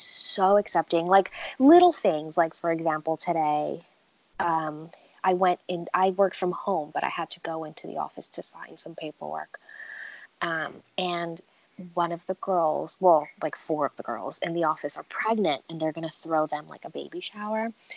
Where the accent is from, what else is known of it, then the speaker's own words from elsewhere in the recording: New York, United States; moved away as an adult; also born or lived in Virginia; now in Wilmington, United States; I grew up in New York, and it's it's tough